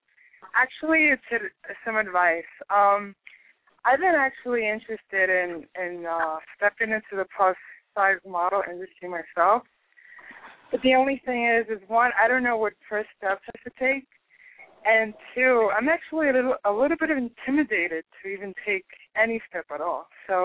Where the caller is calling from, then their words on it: New York City, New York, United States; I'm calling from Brooklyn.